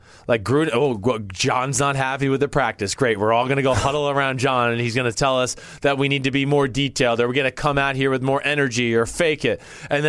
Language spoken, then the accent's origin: English; New Jersey, United States; I was from Jersey, and I was going to prove to everybody else on my team that I was from Jersey.